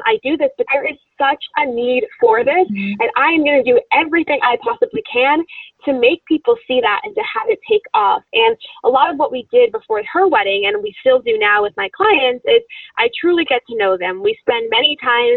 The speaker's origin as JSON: {"language": "English", "region": "Florida", "country": "United States", "said": "I'm from Florida"}